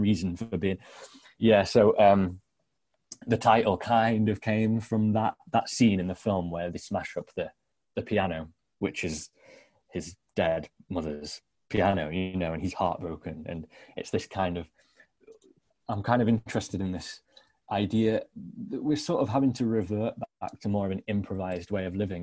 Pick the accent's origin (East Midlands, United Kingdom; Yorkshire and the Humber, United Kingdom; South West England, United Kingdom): East Midlands, United Kingdom; the Midlands near Nottingham; that's the kind of landscape that I grew up in in the Midlands near Nottingham